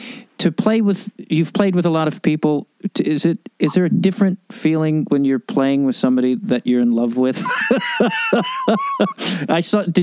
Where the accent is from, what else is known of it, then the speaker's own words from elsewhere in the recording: Chicago, Illinois, United States; I grew up in Chicago, so I know all the bullshit.